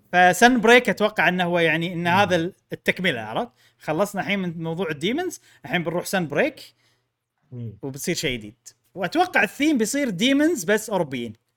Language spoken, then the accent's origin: Arabic; Kuwait; عندنا بالكويت